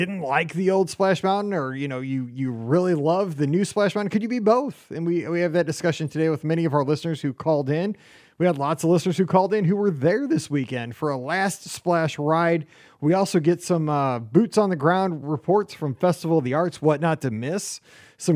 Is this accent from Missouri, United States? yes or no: yes; Missouri, United States; I'm from Missouri